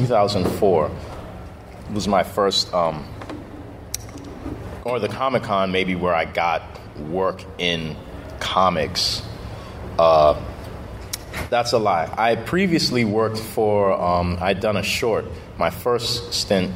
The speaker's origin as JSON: {"language": "English", "town": "Washington", "region": "District of Columbia", "country": "United States", "tie": "born or raised there", "also_born_or_lived": "Maryland / Virginia / Montgomery County, Maryland", "moved": "as an adult", "lives_now": "Brooklyn, New York, United States", "said": "From Washington, D.C. I grew up in D.C. and Maryland, and a little bit of Virginia. Now I'm in Brooklyn"}